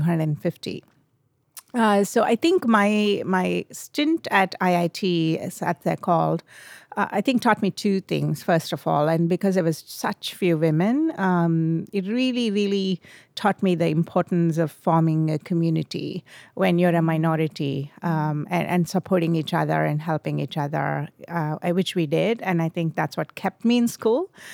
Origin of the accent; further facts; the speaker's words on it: India; moved away as an adult; I was born in India. I grew up in India.